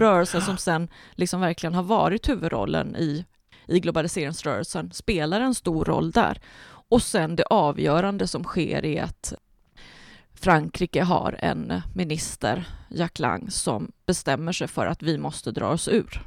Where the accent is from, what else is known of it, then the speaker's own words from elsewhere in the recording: Mark Municipality, Västra Götaland, Sweden; blev jag vald till nej till EU-ordförande i min hemkommun